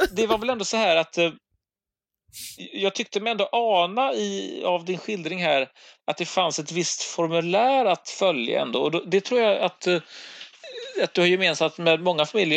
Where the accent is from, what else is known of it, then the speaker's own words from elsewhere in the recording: Gothenburg, Västra Götaland, Sweden; som göteborgare